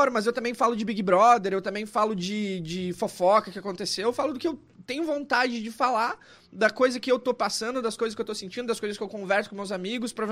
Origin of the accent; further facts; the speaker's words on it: Caxias do Sul, Rio Grande do Sul, Brazil; also born or lived in Chapecó; eu nasci em Chapecó, mas vivi minha vida inteira no Rio Grande do Sul, numa cidade chamada Caxias do Sul, que é a segunda maior cidade do estado, mas ninguém conhece.